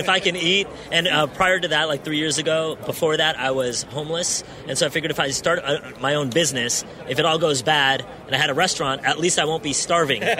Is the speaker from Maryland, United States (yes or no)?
no; San Francisco, California, United States; I grew up in the Bay Area, I grew up in San Francisco